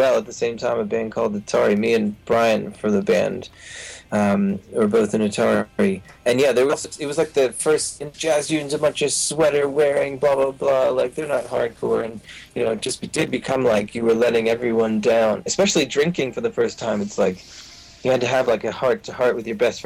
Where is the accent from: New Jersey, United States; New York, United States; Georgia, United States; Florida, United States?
New Jersey, United States; when I grew up in New Jersey